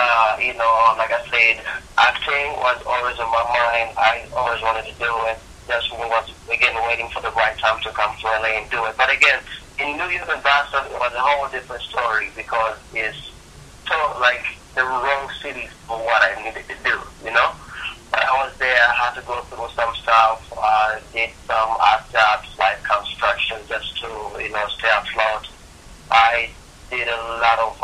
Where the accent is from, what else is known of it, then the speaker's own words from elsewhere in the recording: Kampala, Central Region, Uganda; moved away as an adult; now in California, United States; I was born in Kampala, Uganda, that is in East Africa. And I came to the United States in 2006 to pursue acting as a career